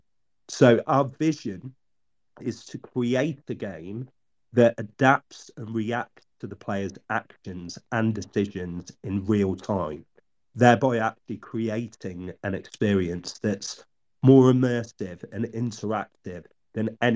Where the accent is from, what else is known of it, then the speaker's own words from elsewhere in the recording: Oxford, South East England, United Kingdom; I was born in Oxford, England.